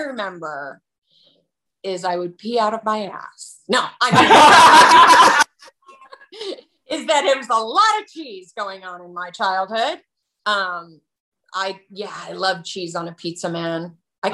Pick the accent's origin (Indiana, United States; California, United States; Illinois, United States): Illinois, United States; Chicago; moved away